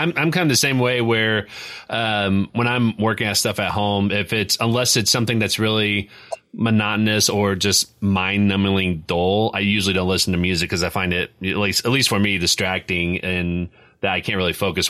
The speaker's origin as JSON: {"language": "English", "town": "Indianapolis", "region": "Indiana", "country": "United States", "tie": "born or raised there", "said": "I grew up in Indianapolis"}